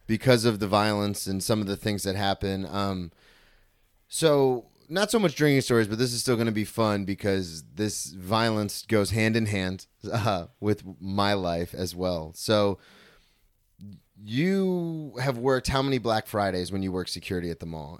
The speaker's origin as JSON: {"language": "English", "region": "Florida", "country": "United States", "tie": "born or raised there", "said": "I grew up in Florida"}